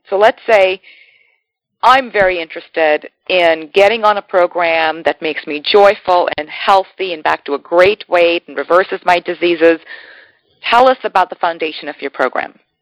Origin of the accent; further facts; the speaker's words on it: India; as an Indian